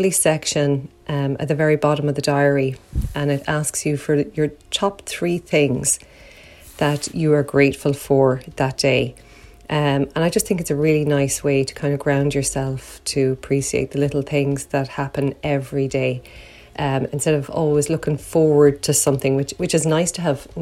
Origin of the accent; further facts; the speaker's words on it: Ireland; I'm from Ireland.